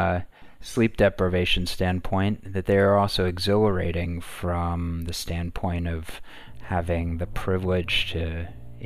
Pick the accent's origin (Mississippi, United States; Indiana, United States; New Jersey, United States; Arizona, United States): New Jersey, United States; moved away as an adult; I grew up in North Jersey, right outside Manhattan